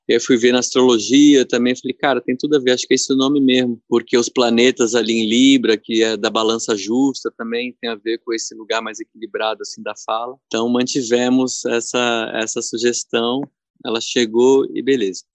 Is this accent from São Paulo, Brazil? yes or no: yes; São Paulo, Brazil; Eu fui criado ali na Zona Leste de São Paulo